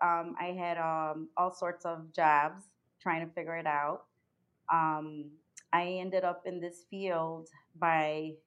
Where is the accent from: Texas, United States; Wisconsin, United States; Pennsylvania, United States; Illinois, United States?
Illinois, United States; Chicago; also born or lived in Cicero, Illinois; Yes, I was born in Chicago. I grew up in Pilsen and Little Village. Mm-hmm. Ended up in my teens in Cicero.